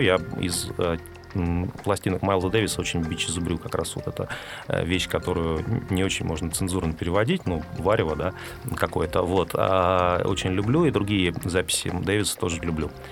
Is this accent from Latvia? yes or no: no; Siberia, Russia; moved away as an adult; now in Moscow, Russia; я, я рос с подростком в Сибири